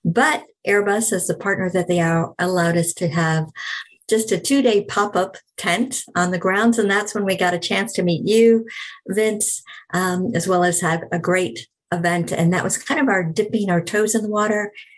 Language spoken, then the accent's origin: English; Neenah, Wisconsin, United States; moved away; I'm originally from Nina.